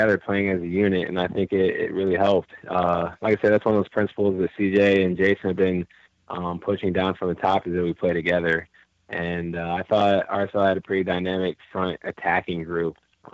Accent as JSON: {"language": "English", "town": "Chicago", "region": "Illinois", "country": "United States", "also_born_or_lived": "Salt Lake City, Utah", "moved": "yes", "lives_now": "Orlando, United States"}